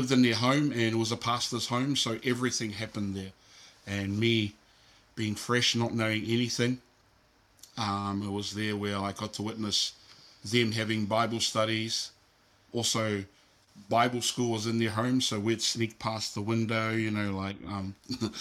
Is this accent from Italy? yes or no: no; Auckland, New Zealand; also born or lived in Philippines; I grew up in a little town called South Auckland